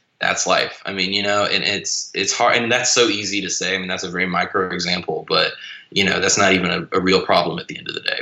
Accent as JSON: {"language": "English", "region": "North Carolina", "country": "United States", "moved": "as an adult", "lives_now": "Louisiana, United States", "said": "I'm originally from North Carolina, and that's where I shot Son of Clowns. And now I live in Louisiana"}